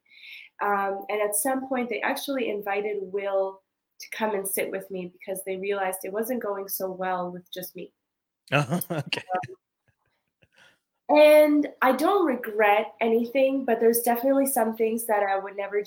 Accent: Montreal, Quebec, Canada; moved away as an adult; now in West Africa; growing up in the Caribbean community and NDG

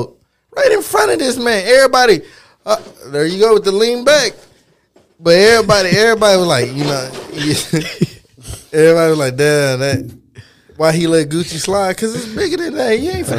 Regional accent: the South, United States; I'm a Southerner

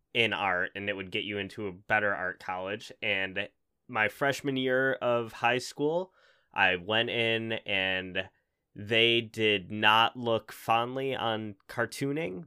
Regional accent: Buffalo, New York, United States; I'm from Buffalo. I've never left

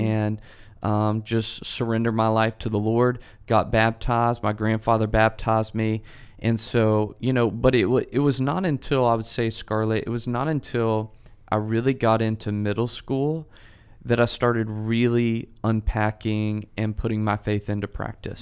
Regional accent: Memphis, Tennessee, United States; moved away; I'm originally from Memphis

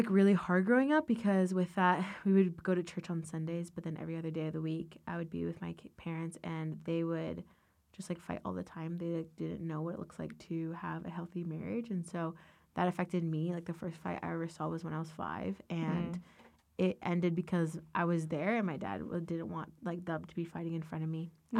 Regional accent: Ashburn, Virginia, United States; I am from Northern Virginia, and I love growing up there. Yeah, I lived about 15 minutes from Dulles. I grew up in Ashburn area.

